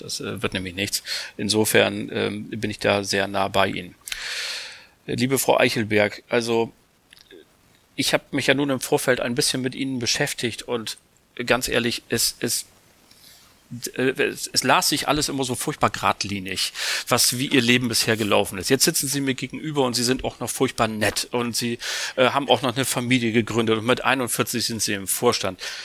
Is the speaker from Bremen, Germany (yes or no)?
yes; Bremen, Germany; now in Hamburg, Germany; bin ich ja Bremer